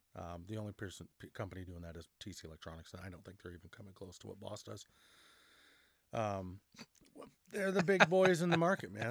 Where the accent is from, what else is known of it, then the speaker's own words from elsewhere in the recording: Canada; We're, we're Canadian